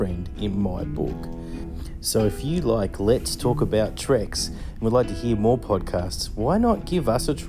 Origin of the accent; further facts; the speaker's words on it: Australia; I'm from Australia